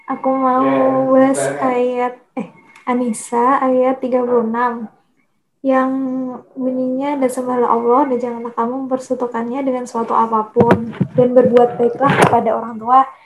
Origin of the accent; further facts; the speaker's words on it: Yogyakarta, Special Region of Yogyakarta, Indonesia; aku nggak mau jadi anak rantau gitu aku kan orang Jogja pengennya udahlah kuliah di UGM aja gitu